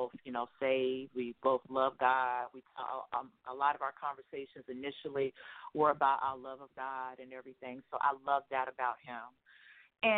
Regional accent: Chicago, Illinois, United States; I'm from Chicago, born and raised in the Chi

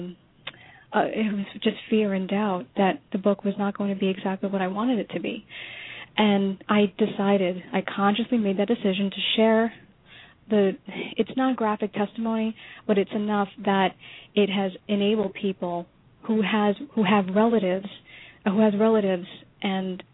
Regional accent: New York, United States; moved away as an adult; now in Florida, United States; our separate journey growing up in New York

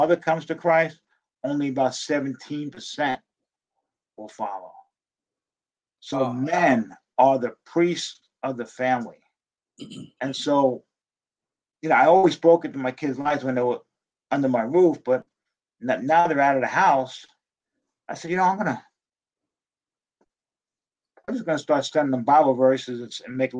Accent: Dumont, New Jersey, United States; because I grew up in New Jersey, I was a Giants fan

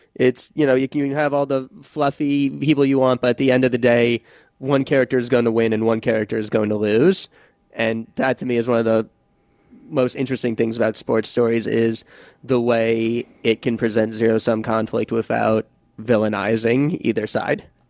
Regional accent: suburb of New York City, United States; I'm from a suburb about, like, fifty minutes away from the city proper

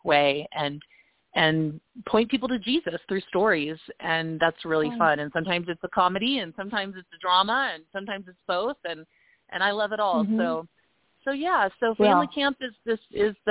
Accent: Tulsa, Oklahoma, United States; moved away as an adult; also born or lived in Los Angeles, California; now in Colorado Springs, United States; I grew up in Oklahoma

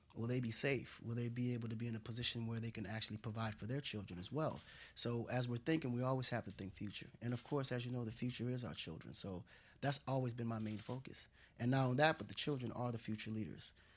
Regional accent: Dakar, Senegal; now in United States; I was raised in Senegal, um, a part of Senegal called Kola, which is a rural area of Dakar.

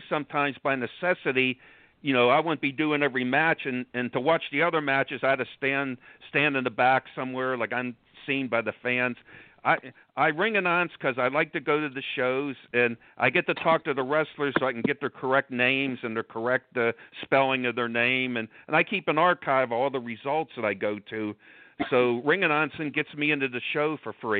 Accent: Pittsburgh, Pennsylvania, United States; I'm from Pittsburgh, Pennsylvania

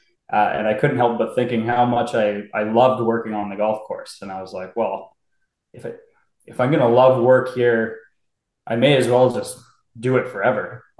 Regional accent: Duncan, British Columbia, Canada; moved away as an adult; also born or lived in Ontario / Alberta; now in Inverness, Canada; then we moved out west from Ontario when I was about 4 years old, because he was building a golf course in Duncan, British Columbia, on Vancouver Island there.

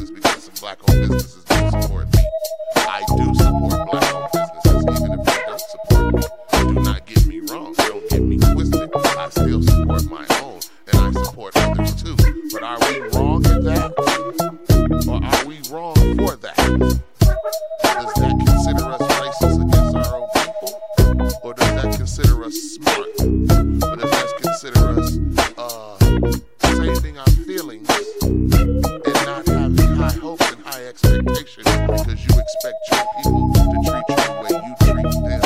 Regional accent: United States; I'm from America

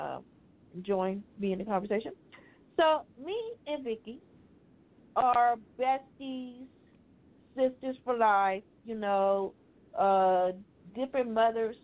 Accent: Louisiana, United States; I am from Louisiana

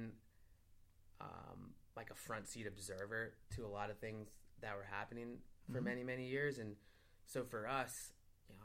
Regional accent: Cleveland, Ohio, United States; moved away as an adult; me being the proud Clevelander that I am

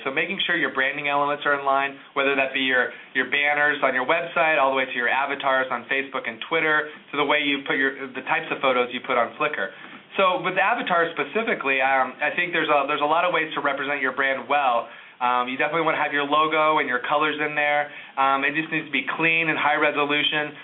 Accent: Indianapolis, Indiana, United States; one of the museums in my hometown, is the Indianapolis Art Museum

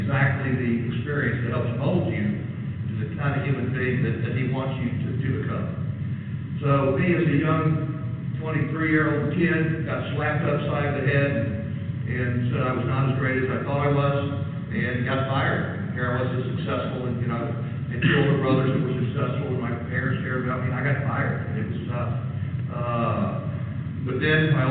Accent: United States; growing up in the United States

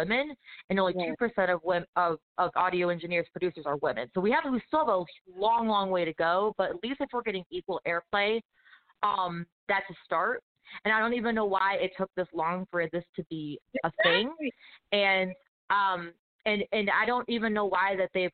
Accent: Detroit, Michigan, United States; moved away as an adult; now in Nashville, United States; I'm from Detroit originally, so I grew up in a very diverse, cultured, multicultural, multi-race, multi-ethnicity, multi-religion

